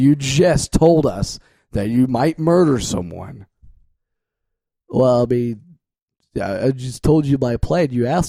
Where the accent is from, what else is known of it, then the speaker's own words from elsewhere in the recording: Midwest, United States; Also, did I mention I'm from the Midwest and I enjoy lots of casseroles?